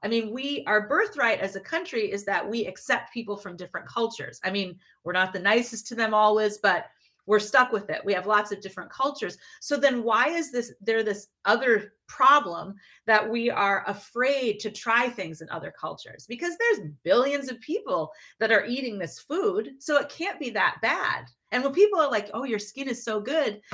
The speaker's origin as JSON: {"language": "English", "town": "Minneapolis", "region": "Minnesota", "country": "United States", "tie": "born or raised there", "also_born_or_lived": "Detroit, Michigan", "said": "I was born in Detroit, and my then we moved to uh, Minneapolis, St. Paul area"}